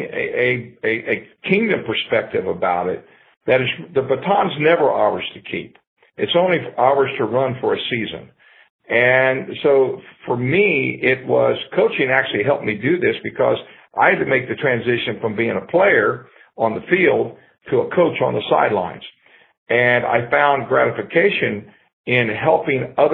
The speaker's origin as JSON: {"language": "English", "region": "Ohio", "country": "United States", "tie": "born or raised there", "moved": "yes", "lives_now": "Florida, United States", "said": "I grew up in Ohio"}